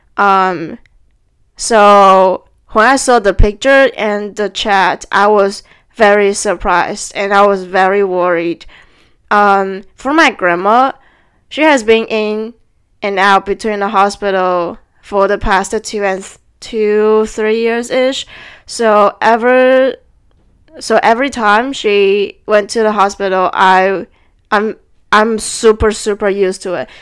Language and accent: English; Taiwan; moved away; should I go back to Taiwan